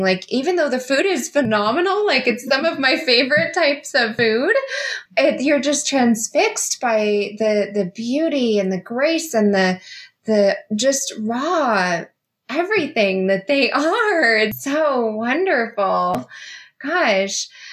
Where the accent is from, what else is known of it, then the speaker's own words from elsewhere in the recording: Las Vegas, Nevada, United States; moved away; I'm from Las Vegas. I lived in Las Vegas for 19 years